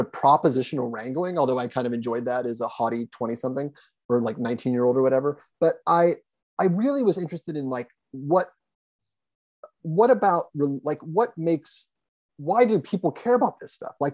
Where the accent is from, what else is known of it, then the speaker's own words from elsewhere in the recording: Columbus, Ohio, United States; also born or lived in Lima, Ohio; I grew up in Columbus